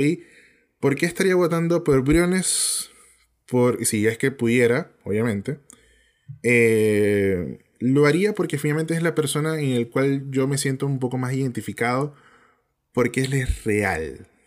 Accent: Venezuela; now in Chile; nosotros como venezolanos

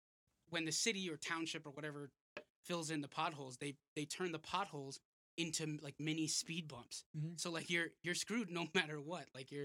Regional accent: New York, United States; Yeah, I just said that. Born and bred in New York.

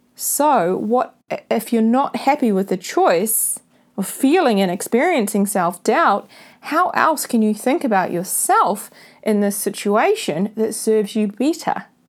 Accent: New Zealand; This is being recorded from my hometown, New Zealand

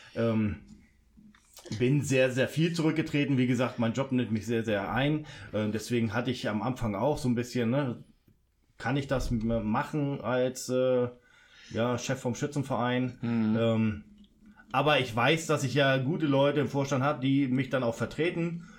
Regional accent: Bremen, Germany; also born or lived in Hamburg; now in Duisburg, Germany; Ich bin ja gebürtig aus Hamburg und bin dann in Bremen aufgewachsen, bevor ich dann wow. äh, okay. nach Duisburg gekommen bin

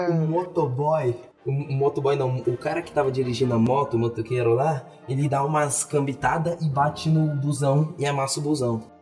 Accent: Goiânia, Goiás, Brazil; e a gente é de Goiânia

